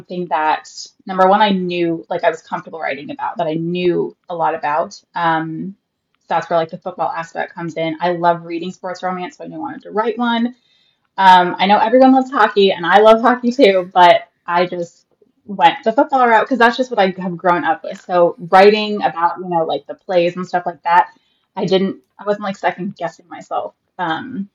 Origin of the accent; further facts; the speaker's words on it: Central Florida, United States; also born or lived in Arizona; I'm from a small town in Central Florida, like not even an hour north of Tampa. I have lived here pretty much all my life